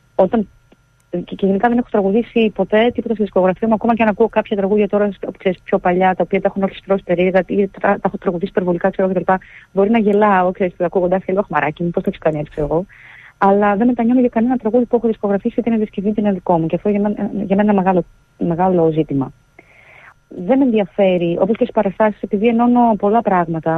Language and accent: Greek; Grevena, Western Macedonia, Greece; moved away; εγώ μεγάλωσα στα Γραβενά